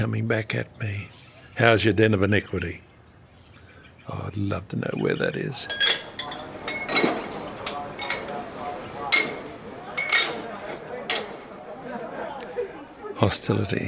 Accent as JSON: {"language": "English", "country": "Australia", "said": "me being Australian"}